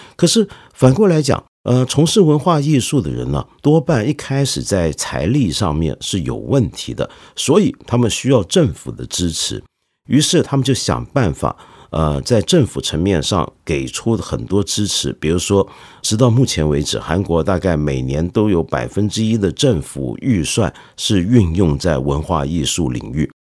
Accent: China; 我们中国人

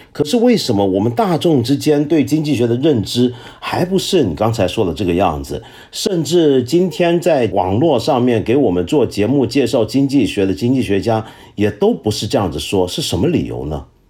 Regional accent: China; 我们中国人都是学雷锋的好学生

